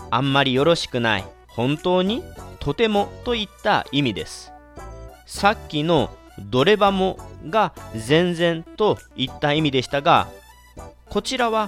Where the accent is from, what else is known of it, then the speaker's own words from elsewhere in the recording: Kagawa, Japan; also born or lived in Marugame; 香川県生まれの私